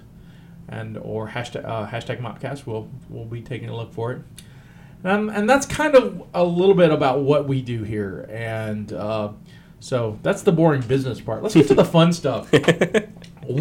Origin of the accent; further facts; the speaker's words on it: United States; I'm American